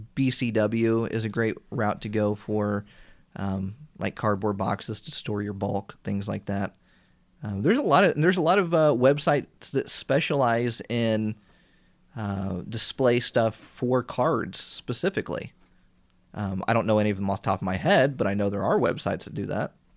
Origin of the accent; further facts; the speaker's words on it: Indiana, United States; I'm from Indiana, and we have one IKEA store.